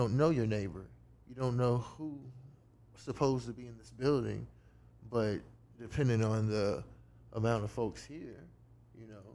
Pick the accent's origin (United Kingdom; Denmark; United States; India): United States; New Orleans, Louisiana; moved away as an adult; also born or lived in Houma, Louisiana; I'm from New Orleans